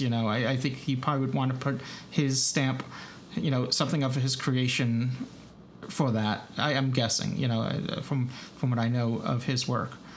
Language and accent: English; New York, United States; accent: New York; my New York accent